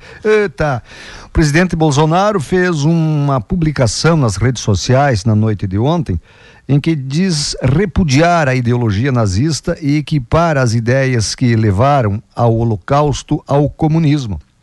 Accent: Água Santa, Rio Grande do Sul, Brazil; moved away; é a minha terra lá

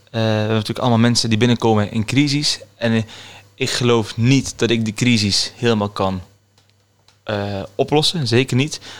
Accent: Kortrijk, Flanders, Belgium; accent: Flemish; now in Utrecht, Netherlands; kom uit België, uit Kortrijk

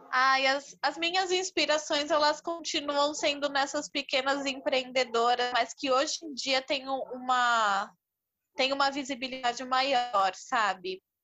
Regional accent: São Paulo, Brazil; sou de São Paulo, tenho vinte e dois anos

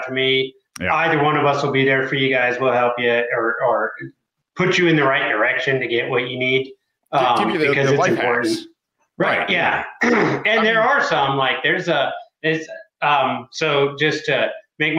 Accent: Midwest, United States; now in New Mexico, United States; I grew up in the Midwest

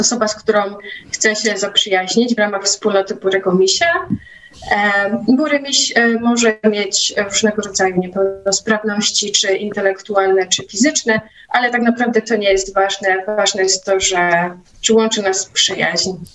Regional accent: Nowy Tomyśl, Greater Poland, Poland; w Nowym Tomyślu, skąd pochodzę i gdzie mieszkam

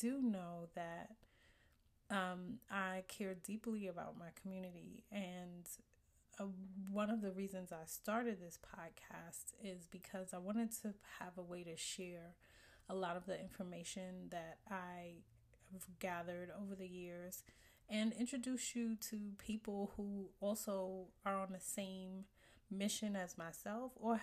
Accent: New York City, New York, United States; born and raised in Brooklyn, New York, and still living here.

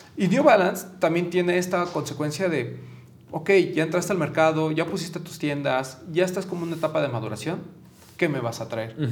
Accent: Mexico; como mexicanos

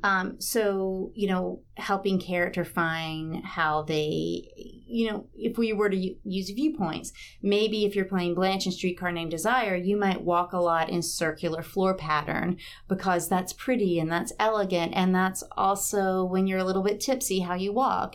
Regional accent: Batesburg-Leesville, South Carolina, United States; also born or lived in Charleston, South Carolina / New York / Miami; I grew up in Batesburg, Leesville, South Carolina, which is between Aiken and Columbia off I twenty.

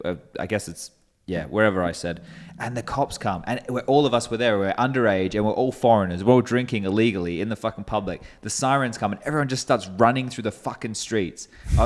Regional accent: Australia; moved away as an adult; also born or lived in Europe; We're from Australia.

